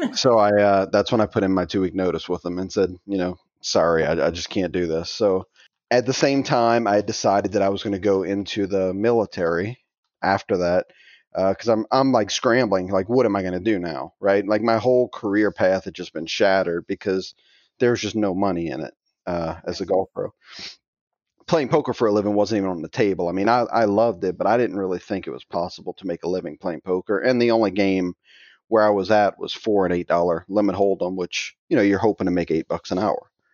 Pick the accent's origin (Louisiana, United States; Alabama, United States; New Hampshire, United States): Louisiana, United States; Thibodaux; I'm from, um, little tiny town called Thibodeau, Louisiana. It's kinda in the middle of the swamp, more or less, south of New Orleans